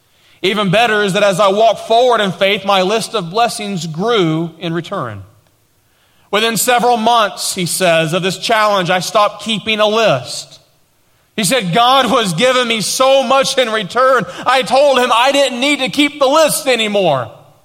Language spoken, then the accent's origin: English; Tennessee, United States; accent: East Tennessee; now in Dallas, United States; I've lost my East Tennessee accent for the most part, but we didn't know anybody. People were making fun of us because of the way we talked, and we had nothing.